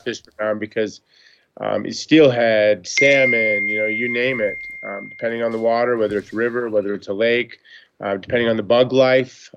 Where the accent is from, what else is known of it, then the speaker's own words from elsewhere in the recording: Montana, United States; I grew up in Montana